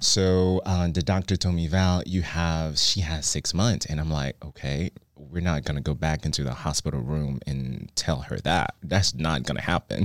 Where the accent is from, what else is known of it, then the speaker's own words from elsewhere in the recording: Haiti; now in Dallas, United States; I grew up in Haiti